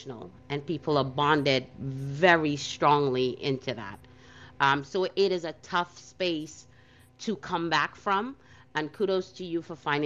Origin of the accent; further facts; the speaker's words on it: New York City, New York, United States; growing up in Brooklyn